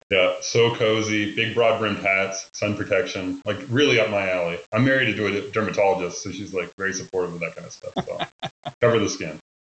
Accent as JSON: {"language": "English", "region": "Nova Scotia", "country": "Canada", "tie": "born or raised there", "also_born_or_lived": "Ontario / Denver / Houston / Tulsa", "moved": "as an adult", "said": "born and raised in Nova Scotia until I wasn't anymore, and I went to Ontario to school."}